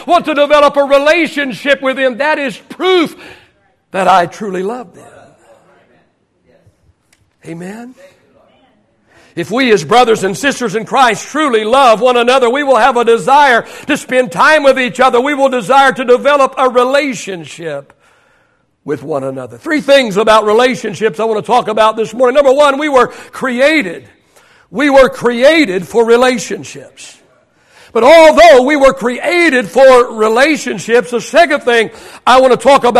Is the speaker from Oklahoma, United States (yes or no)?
yes; Oklahoma, United States; I grew up in Oklahoma.